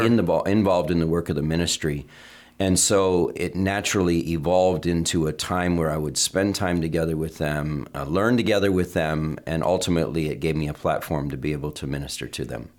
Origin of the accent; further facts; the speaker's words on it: Vermont, United States; I was raised in Vermont